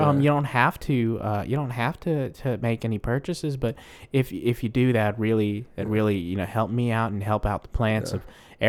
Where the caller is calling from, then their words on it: Massachusetts, United States; Well, I'm actually calling from Massachusetts, and I was wondering.